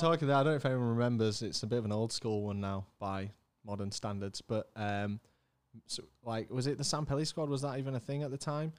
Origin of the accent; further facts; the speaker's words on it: Leeds, Yorkshire and the Humber, United Kingdom; also born or lived in Germany; I came back from, uh, came back from Germany, started at Beeston Primary down the road